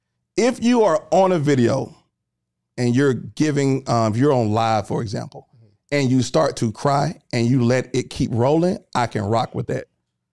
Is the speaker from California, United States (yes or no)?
no; Atlanta, Georgia, United States; I'm from Atlanta.